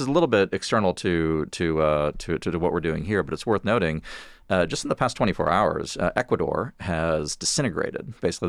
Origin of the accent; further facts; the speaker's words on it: Texas, United States; as a Texan